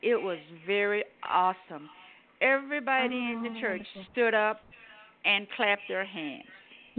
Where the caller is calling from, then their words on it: Buffalo, New York, United States; I'm calling from Buffalo, New York.